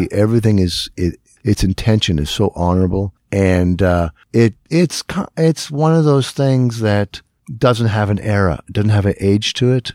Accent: Northern Ontario, Canada; I'd say I'm from Acaro, and they'd say, "Anywhere near Espanola."

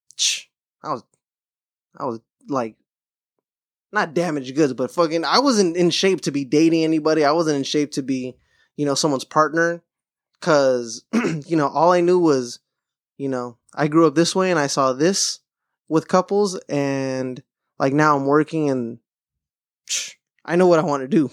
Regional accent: Southern California, United States; growing up in SoCal

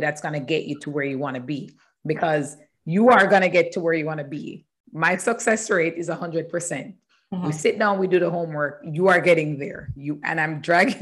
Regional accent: Jamaica; moved away as an adult; also born or lived in Canada; I am from Jamaica. Mm-hmm. In Jamaica and studying there

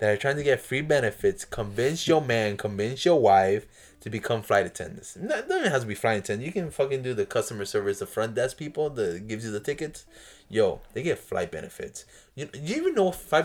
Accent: Florida, United States; now in New York, United States; I grew up in the South, in Florida

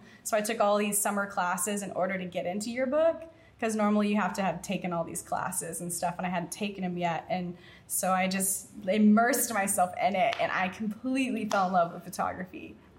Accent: Texas, United States; I'm from Texas.

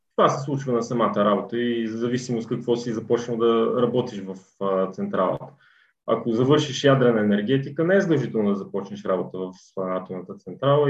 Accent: Kozloduy, Vratsa Province, Bulgaria; also born or lived in Sofia; от София съм родом, по принцип, но като цяло съм израсъл. Голяма част от живота ми е преминал в е, Козузо и тъй като моето семейство още в началото на 10-те години се е преместил да живее тук. Та и аз съм израснал тук

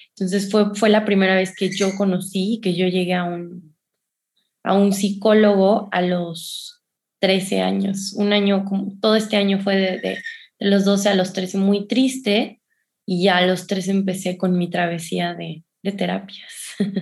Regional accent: San Luis Potosí, Mexico; moved away; yo, yo soy de San Luis Potosí

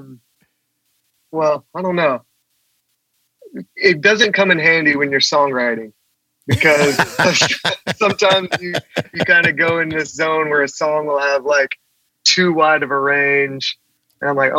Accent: South Carolina, United States; I grew up in the church in South Carolina.

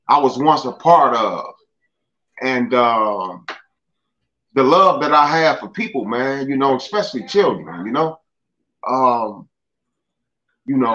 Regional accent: Chicago, Illinois, United States; I remember as a kid, man, you know, I grew up in Altgeld Gardens

